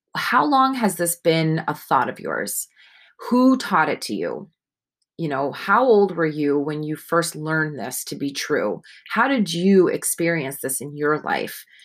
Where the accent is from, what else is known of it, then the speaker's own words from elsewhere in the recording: Northeast, United States; I was raised in the Northeast